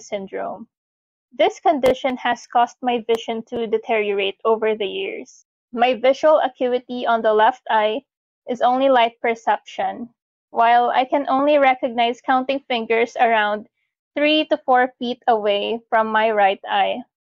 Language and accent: English; Bacoor, Calabarzon, Philippines; I am from Bacoor City, Cavite